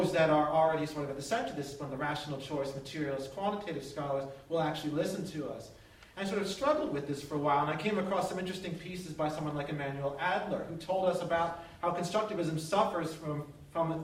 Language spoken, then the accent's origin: English; outside of Baltimore, Maryland, United States; moved away as an adult; I grew up outside of Baltimore for 18 years of my life